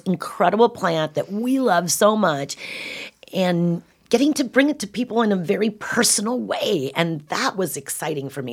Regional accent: California, United States; I'm a Californian

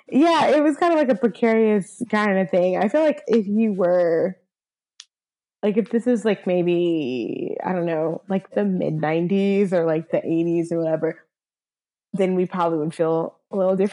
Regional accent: Southern US, United States; whereas like I'm from the South, but like I never got like my my real like Southern accent.

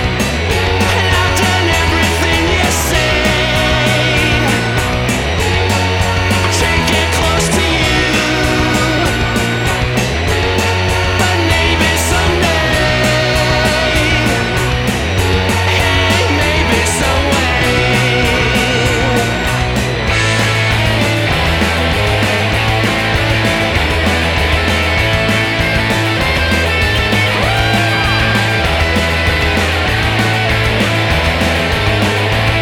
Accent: Salford, North West England, United Kingdom; my hometown of Salford

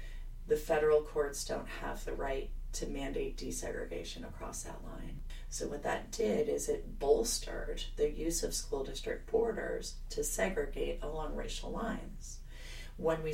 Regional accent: New Jersey, United States; moved away; also born or lived in South Carolina / Maryland; my home state of New Jersey. I am a Jersey girl

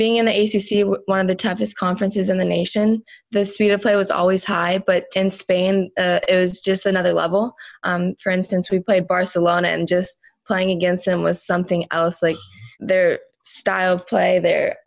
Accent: Jupiter, Florida, United States; I'm from Jupiter, Florida

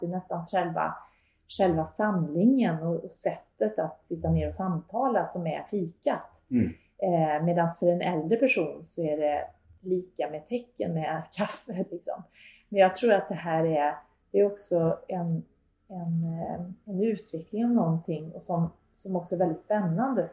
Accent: Karlstad, Värmland, Sweden; moved away as an adult; jag är född och uppvuxen i Karlstad

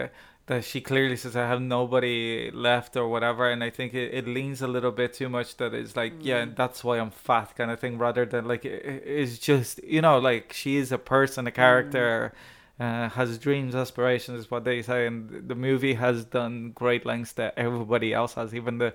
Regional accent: Ireland; perhaps because I'm Irish.

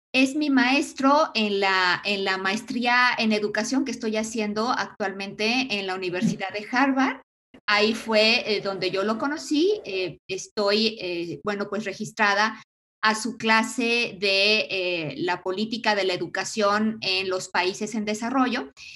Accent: Mexico; also born or lived in Aguascalientes; nosotros pues casi todos somos eh, mexicanos

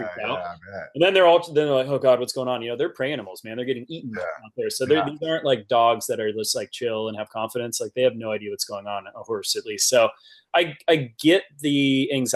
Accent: Napa, California, United States; my hometown of Napa

